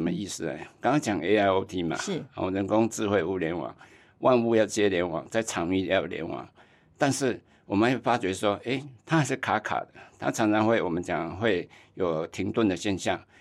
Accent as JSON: {"language": "Chinese", "region": "Tainan", "country": "Taiwan", "tie": "born or raised there", "also_born_or_lived": "Taipei", "moved": "yes", "said": "我老家在台南"}